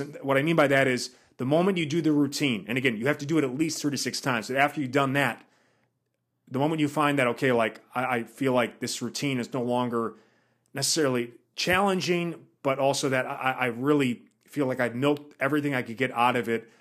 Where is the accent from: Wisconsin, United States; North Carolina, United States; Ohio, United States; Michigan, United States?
Wisconsin, United States; moved away; I'm from Wisconsin, so I know what that's like during the winters